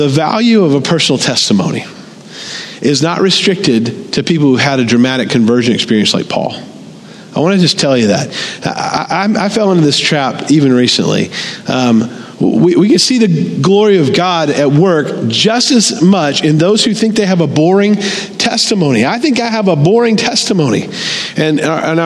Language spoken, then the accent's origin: English; the Bible Belt, United States; I grew up in America. Always been in church in the Bible Belt from the time I was born